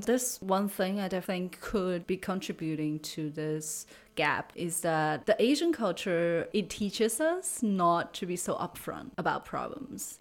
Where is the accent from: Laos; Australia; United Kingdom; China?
China; English is a second language; moved away as an adult; also born or lived in United States / Canada / Austria / Germany; now in Freiburg, Germany; I grew up in China and lived there till I was twenty